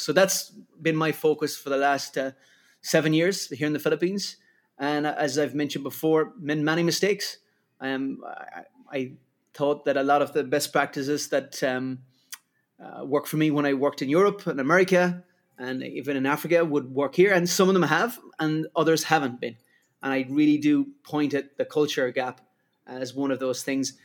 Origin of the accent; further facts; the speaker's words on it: Ireland; accent: Irish; moved away; Irish, as it can get from my accent